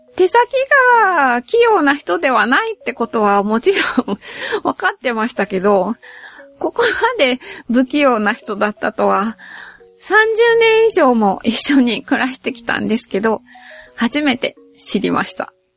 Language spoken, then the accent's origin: Japanese; Nagoya, Aichi, Japan; 両親ともに名古屋出身で、どっちの祖先もずーっと名古屋に住み続けてきたらしいですし、私も名古屋から出たことがないですし